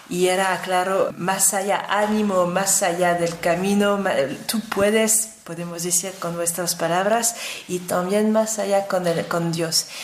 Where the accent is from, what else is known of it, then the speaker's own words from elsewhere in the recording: France; yo como francesa